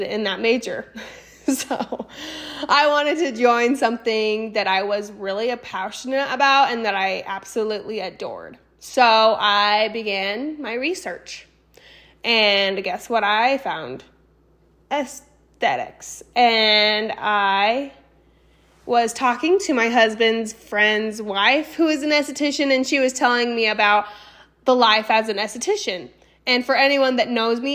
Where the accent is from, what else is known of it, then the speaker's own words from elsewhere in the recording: Boise, Idaho, United States; also born or lived in Austin, Texas / San Antonio, Texas; I was born and raised in Boise, Idaho.